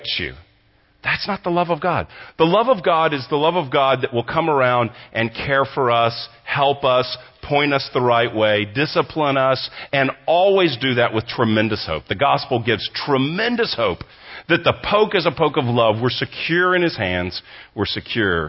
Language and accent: English; Texas, United States; moved away as an adult; also born or lived in Southern California; from Texas, grew up here, I'm a Texan